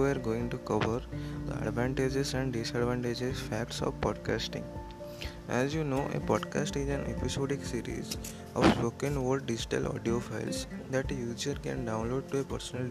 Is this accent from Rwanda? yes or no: no; India; I am from India